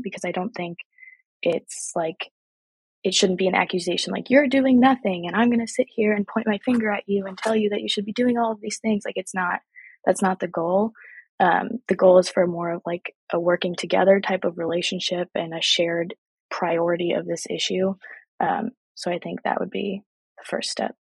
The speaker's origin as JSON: {"language": "English", "town": "Milwaukee", "region": "Wisconsin", "country": "United States", "also_born_or_lived": "Madison, Wisconsin", "said": "I'm from Milwaukee, Wisconsin, and I also have connections here in Madison, Wisconsin"}